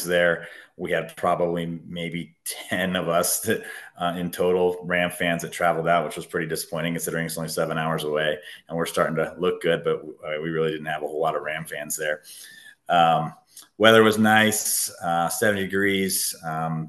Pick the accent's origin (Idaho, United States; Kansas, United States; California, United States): California, United States; moved away as an adult; now in Colorado, United States; I grew up in California. I was one of those transplants, right?